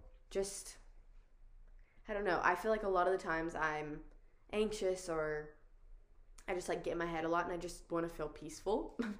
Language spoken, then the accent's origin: English; the South, United States; I don't know if it's just because we grew up in the South that it's so much a way of life.